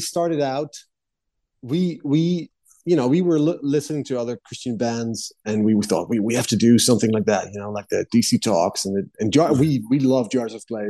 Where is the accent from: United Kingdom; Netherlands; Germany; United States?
Netherlands; I grew up in the Netherlands